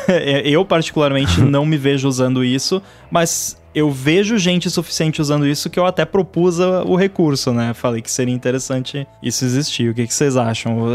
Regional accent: Rio Grande do Sul, Brazil; eu sou gaúcho

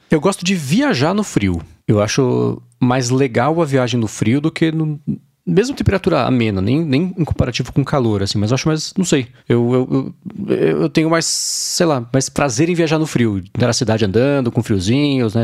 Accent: São Paulo, Brazil; Minha vida sempre esteve em São Paulo, né, no Brasil

